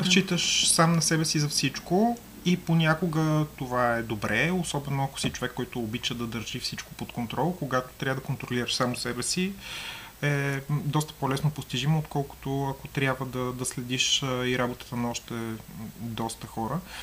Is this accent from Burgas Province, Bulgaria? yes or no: yes; Burgas, Burgas Province, Bulgaria; moved away as an adult; now in Sofia, Bulgaria; аз съм от Бургас, но преместих се в София